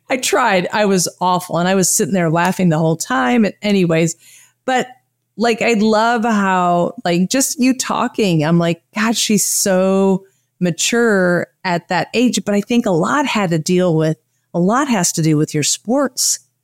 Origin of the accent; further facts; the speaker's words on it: Michigan, United States; moved away; also born or lived in Wisconsin; I was born in Michigan and I, uh, lived in Wisconsin